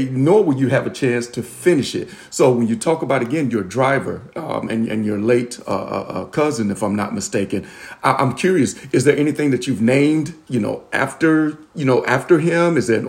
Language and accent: English; the South, United States; I'm from the South, so I use a lot of food analogies